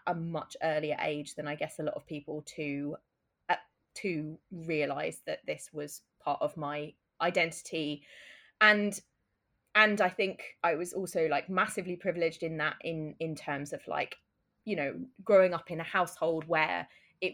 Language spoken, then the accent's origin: English; Brighton, South East England, United Kingdom; I grew up in Brighton, and Brighton, for anyone who doesn't know, is the UK gay capital.